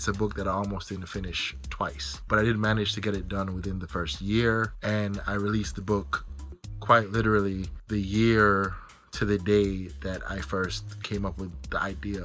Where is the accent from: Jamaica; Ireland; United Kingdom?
Jamaica; I'm Jamaican